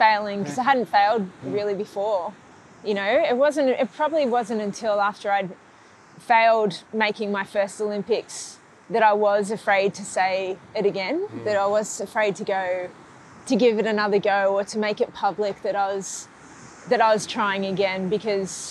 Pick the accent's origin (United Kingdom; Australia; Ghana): Australia; Grays Point, New South Wales; where I grew up in Grays Point